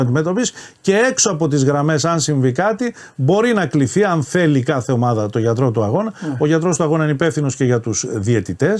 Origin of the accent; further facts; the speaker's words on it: Nea Smyrni, Attica, Greece; Στη Νέα Σμύρνη τέλειωσα το σχολείο μου. Νεοσμυρνιώτη είμαι κατά βάση το σχολείο